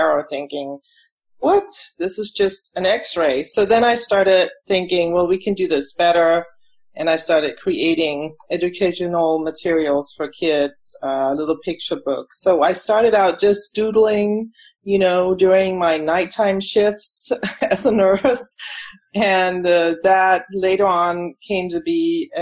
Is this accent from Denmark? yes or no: yes; Denmark; moved away as an adult; now in United States; I was born in Denmark, and then I came here when I was to the U.S. when I was about 26 years old